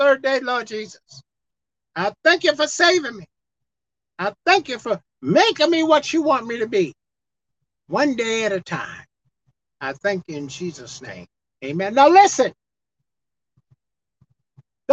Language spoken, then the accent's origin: English; New York City, New York, United States; I'm from Brooklyn, New York. That's where I was born.